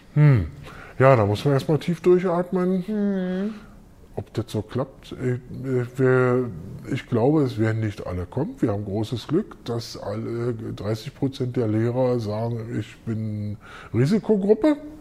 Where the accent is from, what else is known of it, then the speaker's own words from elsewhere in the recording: Berlin, Germany; ich bin Westberliner